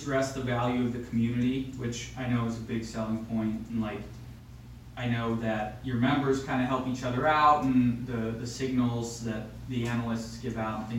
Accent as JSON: {"language": "English", "region": "Vermont", "country": "United States", "tie": "born or raised there", "said": "I got some Hermit Thrush beers, which is kind of my hometown brewery, as well as some Heady Topper from The Alchemist. So we're very Vermont-y room here."}